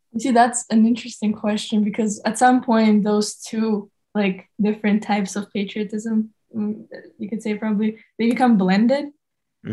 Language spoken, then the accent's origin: English; Tashkent, Uzbekistan; I am 17 and I'm from Tashkent, Uzbekistan.